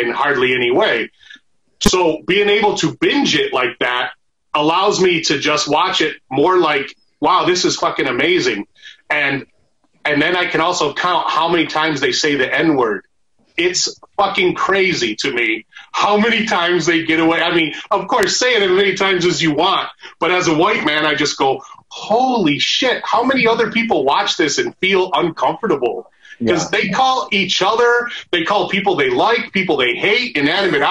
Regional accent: Arizona, United States; also born or lived in Michigan; now in Los Angeles, United States; I fucking grew up in Arizona

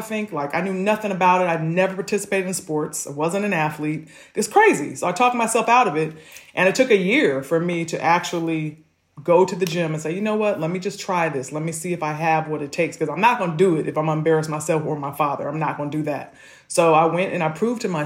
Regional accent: Malibu, California, United States; I'm growing up in Malibu

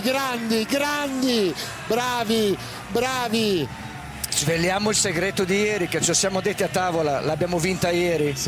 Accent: The Hague, South Holland, Netherlands; toen ik als Haagse jongen

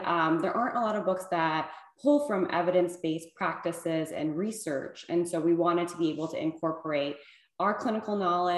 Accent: Illinois, United States; now in California, United States; I'm Iranian American. I was born and raised in Illinois in a small town.

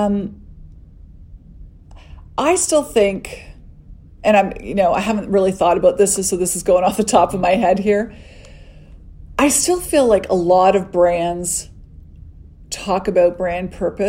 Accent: Canada; being Canadian

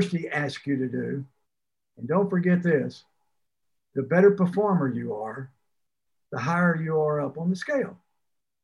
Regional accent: Port Arthur, Texas, United States; moved away as an adult; also born or lived in Fayetteville, Arkansas / Stillwater, Oklahoma / Ames, Iowa / Pittsburgh; now in Florida Keys, United States; growing up in Port Arthur, I was right there on the Gulf Coast.

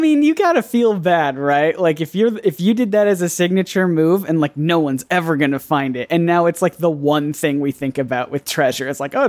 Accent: South Carolina, United States; also born or lived in Louisiana; I grew up in South Carolina

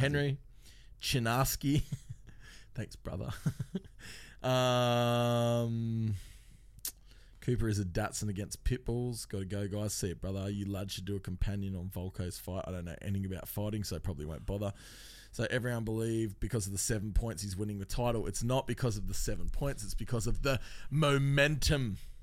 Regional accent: Australia; we're from Australia

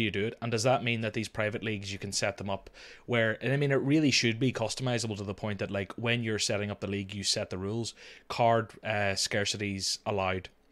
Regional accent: Northern Ireland, United Kingdom; accent: Northern Irish; normally they hear my accent and they, I get the Jamie Dornan things

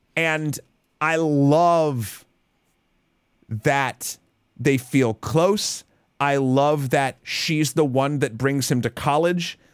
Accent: United States; me as an American

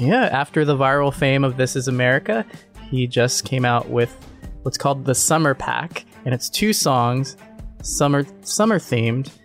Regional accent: Nebraska, United States; I'm from Nebraska

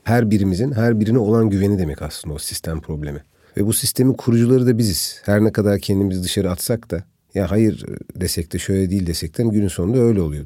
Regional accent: Antakya, Hatay, Turkey; ben tabii bölge insanıyım yani bir Antakyalıyım bir Hataylıyım.

